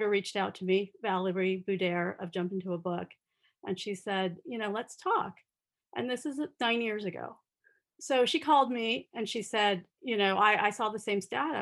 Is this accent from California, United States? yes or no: yes; Southern California, United States; I grew up in Southern California